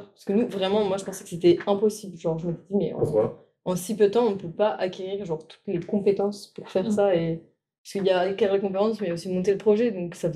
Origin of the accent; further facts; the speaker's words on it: Toulon, Provence-Alpes-Côte d'Azur, France; je viens de Toulon, dans le sud